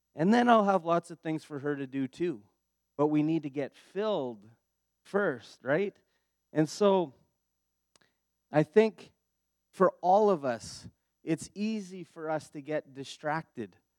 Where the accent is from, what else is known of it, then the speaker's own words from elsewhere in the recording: Steinbach, Manitoba, Canada; also born or lived in Dauphin, Manitoba; I'm actually from Manitoba. I was born in Steinbach